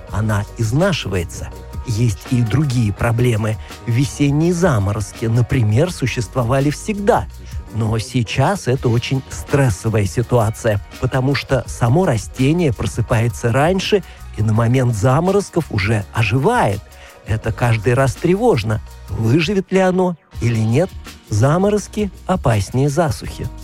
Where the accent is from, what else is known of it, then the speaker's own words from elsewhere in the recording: Auvergne-Rhône-Alpes, France; moved away as an adult; also born or lived in Beaune; now in Burgundy, France; Я сам не из Бургундии, а из Аверна